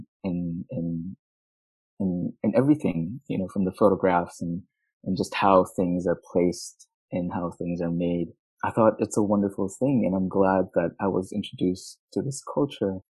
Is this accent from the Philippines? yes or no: yes; Manila, Metro Manila, Philippines; now in Houston, United States; I was born and raised in Manila, Philippines, and I moved to Houston, Texas in 2004